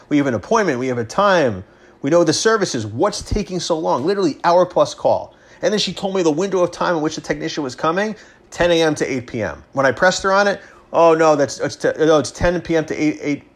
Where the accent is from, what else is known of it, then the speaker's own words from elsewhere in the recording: Long Island, New York, United States; now in Westchester, United States; I grew up on Long Island. I lived there for the first, you know, 17, almost 18 years of my life before college